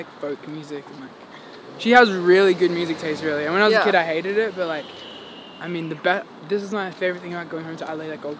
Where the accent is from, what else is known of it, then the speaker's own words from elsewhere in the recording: Adelaide, South Australia, Australia; I was born in Adelaide, yeah. In South Australia.